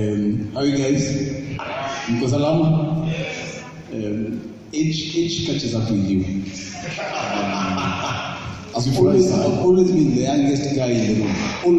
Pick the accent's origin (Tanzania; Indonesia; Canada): Tanzania; now in Nairobi, Kenya; How did I grow up? I grew up in Shanks. I was born in Tanzania. So I came to Nairobi in 1985.